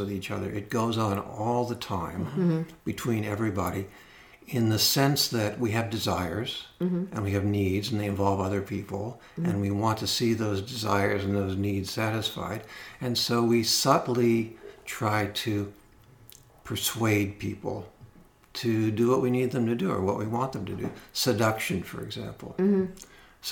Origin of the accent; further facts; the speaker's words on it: Los Angeles, California, United States; I grew up in Los Angeles